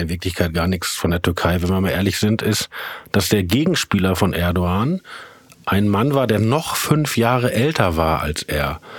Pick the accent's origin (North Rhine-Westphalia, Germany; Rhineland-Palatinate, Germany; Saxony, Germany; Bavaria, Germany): North Rhine-Westphalia, Germany; Herne; also born or lived in Essen; ich bin zwar in Essen geboren, aber mhm. in Wanne-Eickel aufgewachsen